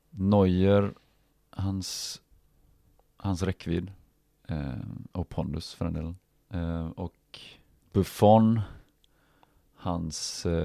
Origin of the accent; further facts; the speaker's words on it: Stavanger, Rogaland, Norway; also born or lived in Norrköping, Sweden; Jag är född i Norrköping, flyttade 94 till ehm, Stavanger. Där egentligen hela eh, fotbollsäventyret egentligen började då, men, men inte på riktigt allvar då eftersom man var så pass ung.